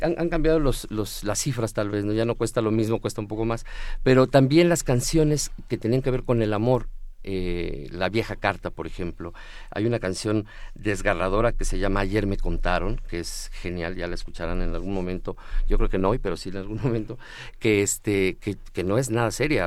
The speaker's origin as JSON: {"language": "Spanish", "region": "Mexico City", "country": "Mexico", "said": "como buen chilango"}